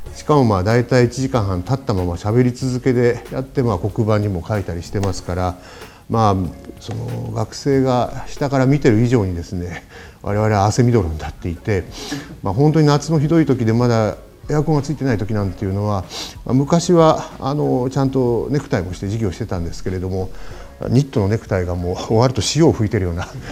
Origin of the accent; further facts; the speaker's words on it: Beppu, Oita, Japan; moved away; 私のあの故郷の大分県の別府市